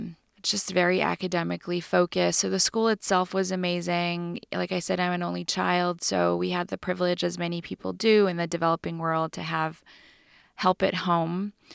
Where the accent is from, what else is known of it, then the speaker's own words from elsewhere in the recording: California, United States; Mostly I feel like I'm a Californian.